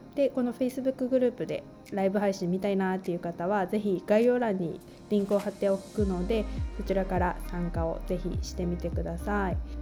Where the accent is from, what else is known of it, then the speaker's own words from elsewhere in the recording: Japan; also born or lived in United States / Taiwan; 日本の田舎で育ち、アメリカ留学、台湾でのワーキングホリデーに行く